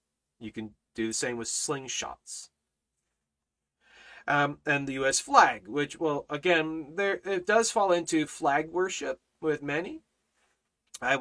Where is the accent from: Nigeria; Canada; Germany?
Canada; now in China; I'm Canadian, okay? I'm a crazy Canuck